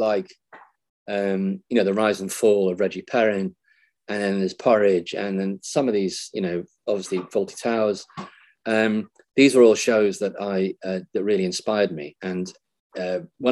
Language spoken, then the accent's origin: English; Liverpool, North West England, United Kingdom; I was born in Liverpool in the mid-50s